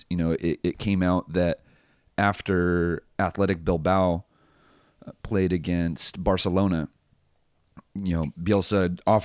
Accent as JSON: {"language": "English", "country": "United States", "said": "as American coaches"}